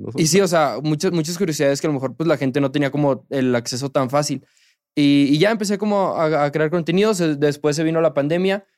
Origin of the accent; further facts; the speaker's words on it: Monterrey, Nuevo León, Mexico; yo le voy a los rayados, soy de Monterrey